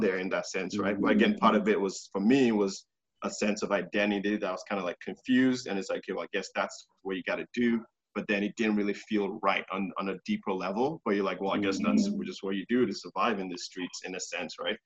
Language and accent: English; Nigeria; now in Canada; I was born in Nigeria